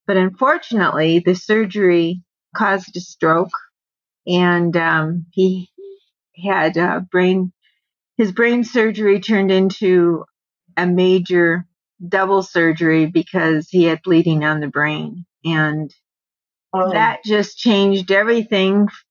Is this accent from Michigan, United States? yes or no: yes; Michigan, United States; moved away as an adult; now in Arizona, United States; I'm originally from Michigan